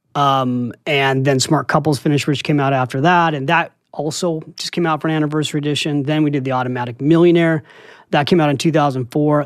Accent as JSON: {"language": "English", "town": "San Francisco", "region": "California", "country": "United States", "moved": "as an adult", "lives_now": "New York City, United States", "said": "I'm from San Francisco, and I came here to write"}